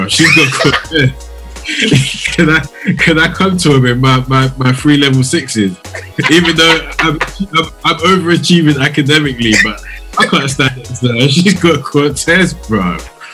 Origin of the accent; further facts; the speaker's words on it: London, United Kingdom; I grew up in East London in Canning Town